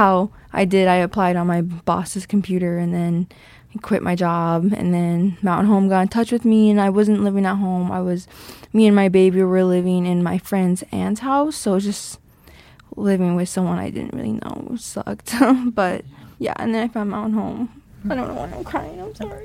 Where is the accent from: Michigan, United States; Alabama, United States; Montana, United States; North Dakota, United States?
Montana, United States; St. Ignatius; also born or lived in Missoula, Montana; I'm from Flathead Reservation, um, Saint Ignatius, like, outside of Saint Ignatius. Like, that's where I grew up